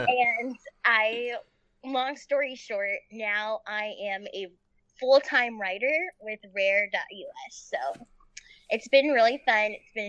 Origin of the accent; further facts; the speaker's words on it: Fort Lauderdale, Florida, United States; moved away as an adult; also born or lived in Fairfax, Virginia; now in Washington, D.C., United States; So I grew up in Fort Lauderdale